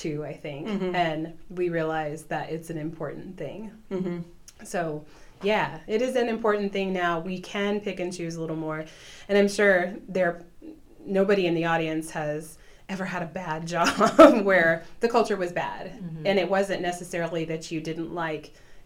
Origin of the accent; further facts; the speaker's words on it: southern Illinois, United States; I'm from the southern part of Illinois